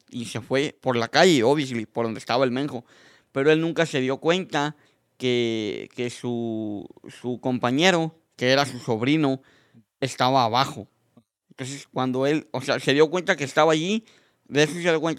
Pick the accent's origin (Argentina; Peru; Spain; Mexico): Mexico; moved away; cuando llegué de México, decía, ¿por qué los mexicanos misquean el inglés con el español?